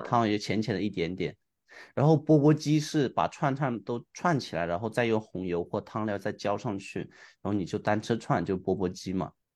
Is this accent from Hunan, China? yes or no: yes; Hunan, China; moved away; 我其实作为一个湖南人，虽然是湖南人，因为在外面待太久了